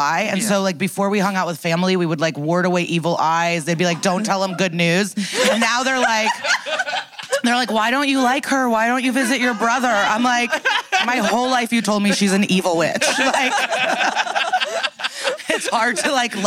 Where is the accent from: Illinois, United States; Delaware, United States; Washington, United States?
Illinois, United States; Skokie; I grew up in Skokie, Illinois